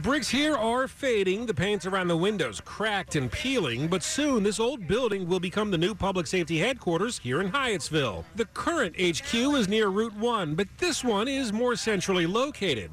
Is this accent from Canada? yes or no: yes; Toronto, Ontario, Canada; now in United Kingdom; in our classrooms the, the highway down the, road from me in Toronto is the Queen Elizabeth Way